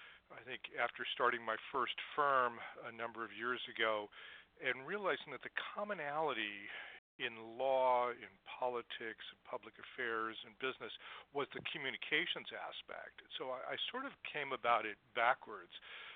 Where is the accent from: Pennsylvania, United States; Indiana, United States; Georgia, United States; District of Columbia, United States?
District of Columbia, United States; Washington; in Washington, D.C., where I was a kid